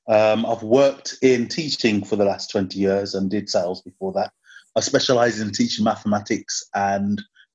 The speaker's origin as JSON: {"language": "English", "town": "Birmingham", "region": "West Midlands", "country": "United Kingdom", "tie": "born or raised there", "said": "I've lived the whole of my life in and around Handsworth in Birmingham."}